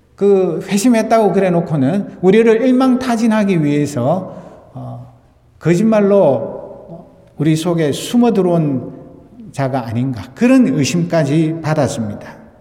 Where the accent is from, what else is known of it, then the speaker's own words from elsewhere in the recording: South Korea; now in United States; 우리 조국